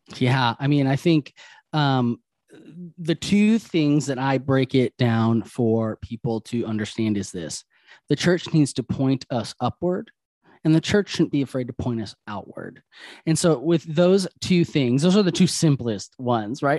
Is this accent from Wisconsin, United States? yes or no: yes; Wisconsin, United States; moved away; I'm originally from Wisconsin, right? So Tommy Thompson was my governor for so many years.